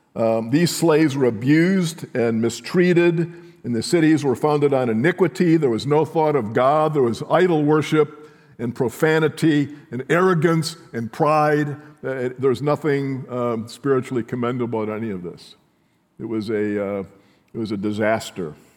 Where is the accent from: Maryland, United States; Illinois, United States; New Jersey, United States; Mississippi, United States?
Illinois, United States; near Chicago; growing up in Chicago, near Chicago